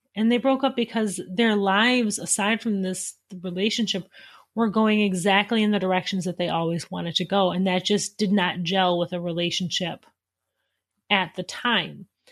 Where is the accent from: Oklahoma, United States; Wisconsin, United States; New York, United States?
Wisconsin, United States; I am from Wisconsin